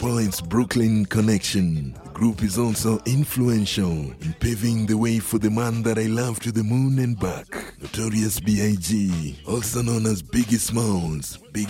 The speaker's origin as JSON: {"language": "English", "country": "Kenya", "lives_now": "Reno, United States", "said": "Because I came from Kenya, and the first thing that I did here in Reno was homeless reporting."}